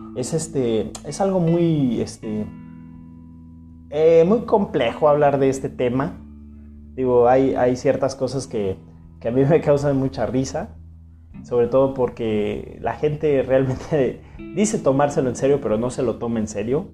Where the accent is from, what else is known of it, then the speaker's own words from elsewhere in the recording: Mexico; así somos los mexicanos